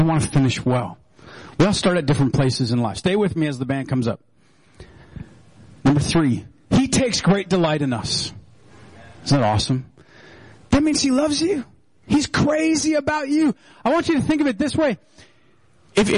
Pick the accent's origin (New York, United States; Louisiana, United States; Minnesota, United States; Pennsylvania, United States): Minnesota, United States; We're so Minnesotan